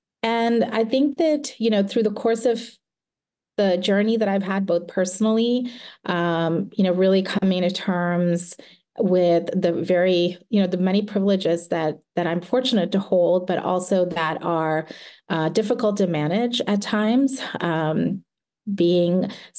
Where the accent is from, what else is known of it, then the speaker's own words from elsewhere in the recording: the South, United States; And growing up in the South in the mid-1980s, where the ideas of race were very different from how we talk about them today.